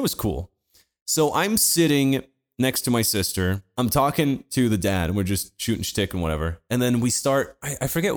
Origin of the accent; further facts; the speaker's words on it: Portugal; Portuguese like me